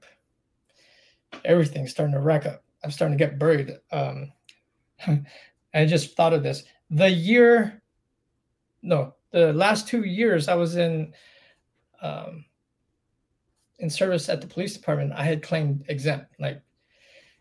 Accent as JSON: {"language": "English", "town": "Palm Springs", "region": "California", "country": "United States", "tie": "born or raised there", "moved": "yes", "said": "I grew up in Palm Springs."}